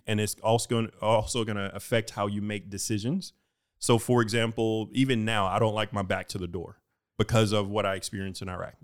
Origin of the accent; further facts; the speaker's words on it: Houston, Texas, United States; moved away as an adult; I am from Houston